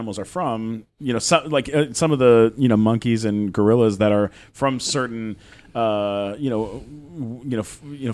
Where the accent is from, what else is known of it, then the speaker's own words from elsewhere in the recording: San Diego, California, United States; I grew up in San Diego